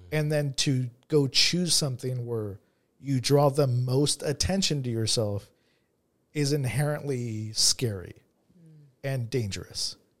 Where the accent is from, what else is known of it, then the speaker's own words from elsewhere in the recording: Monrovia, California, United States; I grew up in, I grew up in Monrovia